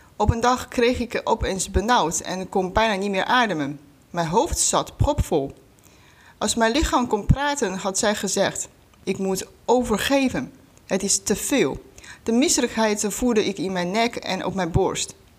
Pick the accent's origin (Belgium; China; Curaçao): China; Dutch is a second language; moved away as an adult; now in Netherlands; oorspronkelijk kom ik uit China. Voor de studie ben ik naar Nederland gekomen. Inmiddels woon ik hier al bijna 13 jaar.